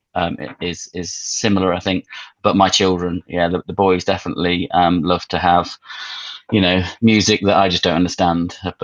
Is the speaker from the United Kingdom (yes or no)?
yes; Manchester, North West England, United Kingdom; I grew up in Manchester